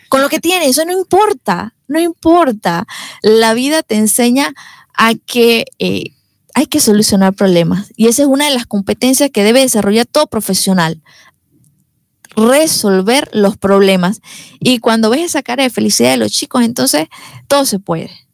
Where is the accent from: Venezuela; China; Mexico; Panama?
Panama; David, Chiriquí; soy de, soy de acá, de David. Sí, mis padres también. Eh, mi familia es de acá.